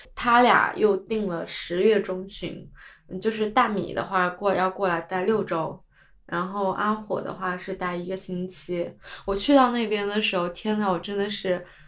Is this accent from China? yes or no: yes; China; now in New Zealand; 因为我家来自一个三四线的城市